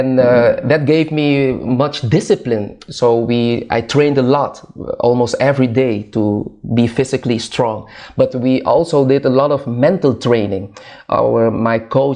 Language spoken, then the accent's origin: English; Curaçao; moved away as an adult; now in Netherlands; I was born in Curaçao, that's a small island in the Caribbean, close to Venezuela, South America